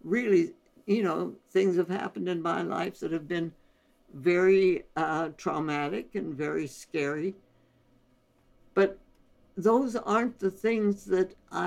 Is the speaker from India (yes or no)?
yes; India; moved away; we were born and raised in India